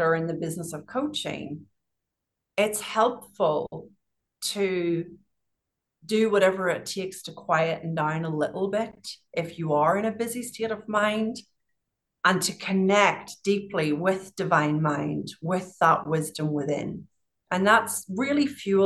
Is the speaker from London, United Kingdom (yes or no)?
no; Northern Ireland, United Kingdom; moved away; I grew up in Northern Ireland